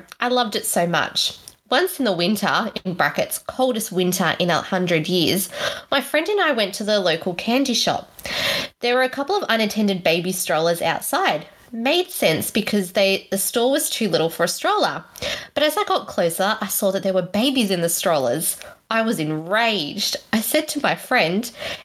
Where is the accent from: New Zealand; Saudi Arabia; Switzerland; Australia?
Australia; us as Aussies